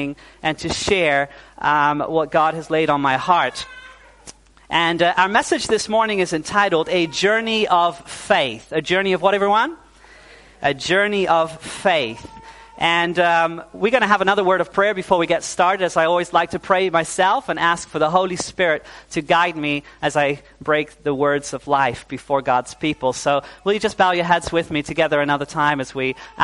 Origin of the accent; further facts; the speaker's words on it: Netherlands; also born or lived in New Zealand; My parents are Dutch. But when I was 9 years old, we moved back to the Netherlands.